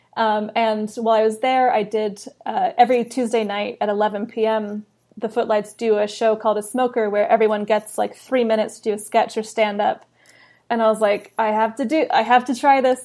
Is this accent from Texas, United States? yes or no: no; California, United States; also born or lived in London; I was born in London, grew up in California